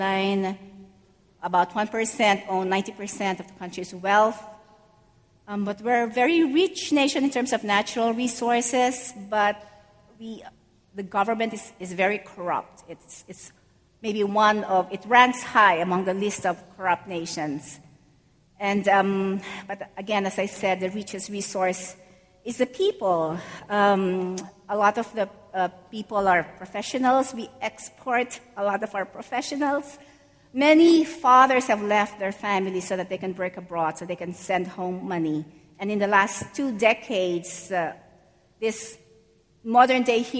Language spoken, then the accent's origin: English; Philippines; moved away as an adult; now in New York City, United States; I grew up in the Philippines, and I came to New York City in 2012